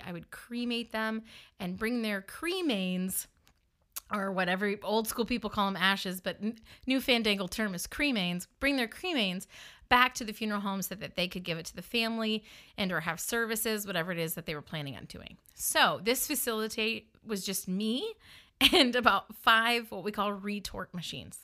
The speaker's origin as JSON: {"language": "English", "region": "the North", "country": "United States", "accent": "northern", "moved": "yes", "said": "I'm a northerner living in the South, just around people who are sad in the South, they sometimes didn't take kindly to my northern accent."}